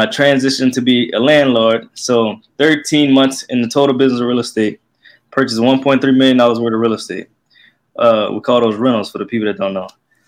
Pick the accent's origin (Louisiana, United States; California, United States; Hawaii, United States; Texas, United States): Louisiana, United States; Lafayette; I'm 26. My market is Lafayette, Louisiana. I'm from Lafayette, Louisiana.